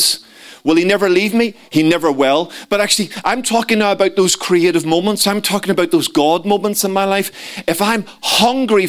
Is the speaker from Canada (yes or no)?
no; Belfast, Northern Ireland, United Kingdom; moved away; Growing up in Belfast